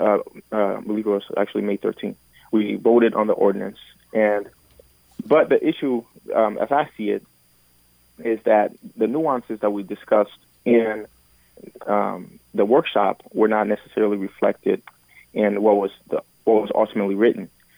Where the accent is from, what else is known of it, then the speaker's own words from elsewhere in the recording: Minneapolis, Minnesota, United States; also born or lived in Liberia / St. Francis, Minnesota; I grew up mostly in North Minneapolis